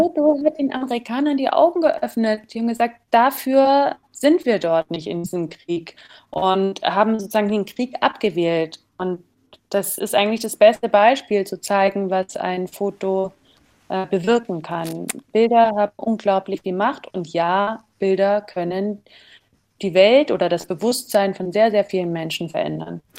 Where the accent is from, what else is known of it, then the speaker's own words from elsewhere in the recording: Germany; dass ich als Deutsche